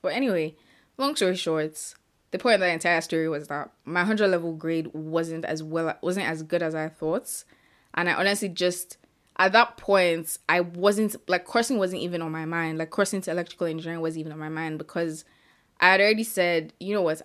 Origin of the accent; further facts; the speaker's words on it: Ibadan, Oyo, Nigeria; I currently live in Nigeria and I grew up in Ibadan, Nigeria.